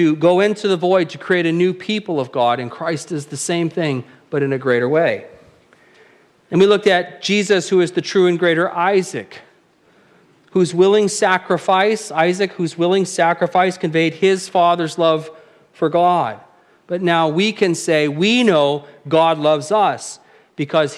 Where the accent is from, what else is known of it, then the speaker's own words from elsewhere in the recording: Apple Valley, California, United States; When I was a kid growing up in Southern California, in Apple Valley